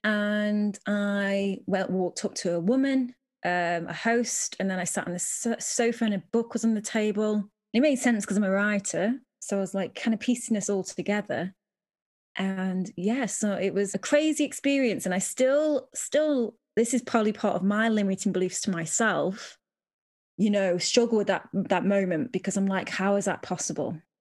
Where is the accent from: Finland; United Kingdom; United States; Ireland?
United Kingdom; I'm so British